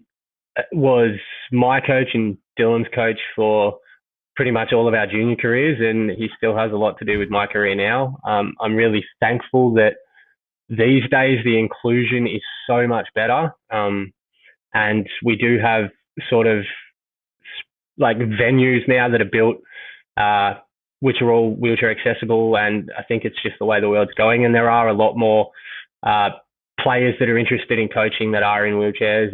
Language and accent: English; Mentone, Victoria, Australia; I grew up in Mentone